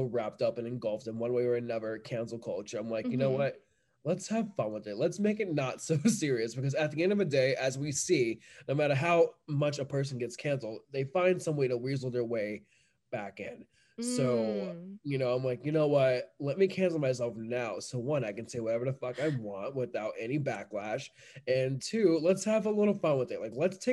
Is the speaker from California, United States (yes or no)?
no; New York, United States; I'm from New York